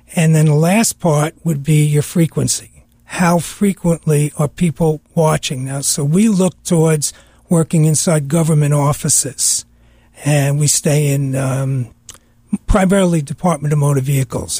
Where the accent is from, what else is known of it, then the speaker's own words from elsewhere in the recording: New York, United States; growing up in New York